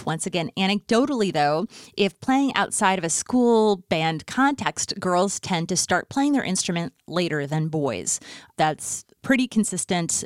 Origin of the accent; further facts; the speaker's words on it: Fargo, North Dakota, United States; moved away; also born or lived in Los Angeles; growing up in Fargo, North Dakota in the nineties